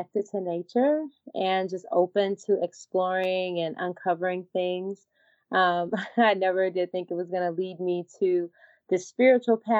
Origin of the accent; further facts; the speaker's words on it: Humboldt, Tennessee, United States; now in Los Angeles, United States; I'm from Humboldt, Tennessee. So very much a small town girl